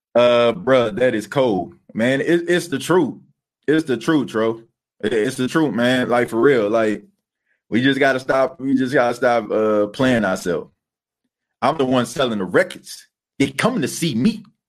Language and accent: English; Louisiana, United States; now in Atlanta, United States; I'm from Louisiana and I live in Atlanta